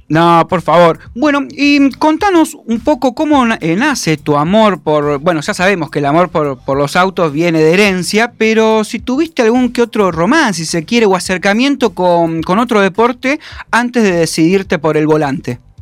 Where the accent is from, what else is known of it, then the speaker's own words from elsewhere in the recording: Entre Ríos, Argentina; yo también soy de allá de Entre Ríos